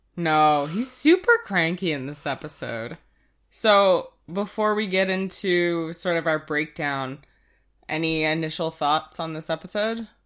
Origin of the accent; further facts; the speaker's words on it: Canada; we're Canadian